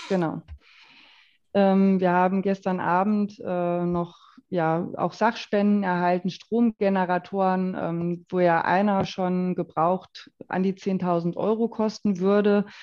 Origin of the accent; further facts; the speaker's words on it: Waldeck-Frankenberg, Hesse, Germany; moved away as an adult; also born or lived in Schwalm-Eder-Kreis; now in Gudensberg, Germany; Also natürlich komme ich aus Waldeck-Frankenberg, aus dem Nachbarkreis